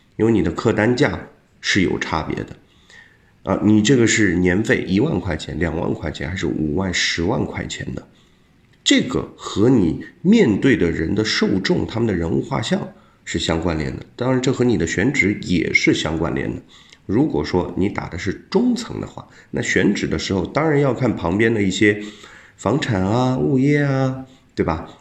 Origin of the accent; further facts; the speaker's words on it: China; 我们中国人